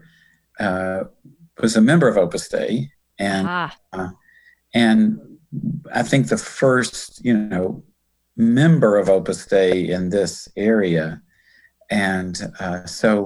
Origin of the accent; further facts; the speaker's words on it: Ashland City, Tennessee, United States; I'm actually very, very, very near the place where I grew up. I mean, in a little town called Ashland City.